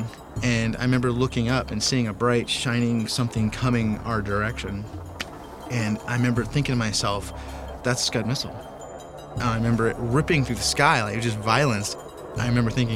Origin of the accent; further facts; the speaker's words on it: Idaho Falls, Idaho, United States; I'm originally from Idaho Falls, Idaho